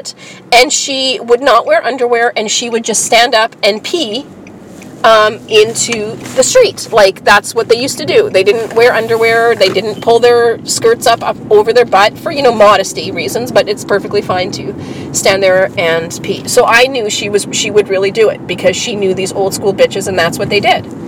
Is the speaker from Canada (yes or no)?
yes; Canada; now in Winnipeg, Canada; I'm Canadian